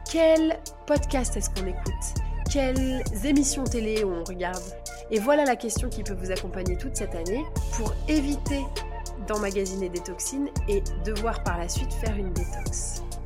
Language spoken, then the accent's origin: French; Grenoble, Auvergne-Rhône-Alpes, France; je viens de Grenoble